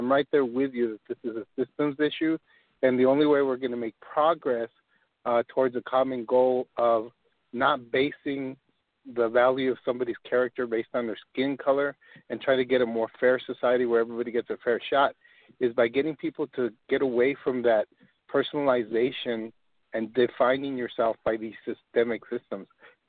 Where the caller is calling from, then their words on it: El Paso, Texas, United States; I'm calling from El Paso, Texas